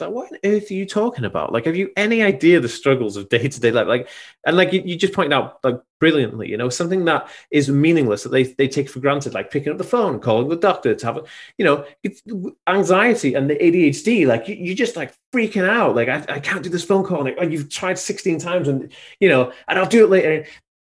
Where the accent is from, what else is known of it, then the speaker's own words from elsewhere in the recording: Anglesey, Wales, United Kingdom; I'm from Anglesey.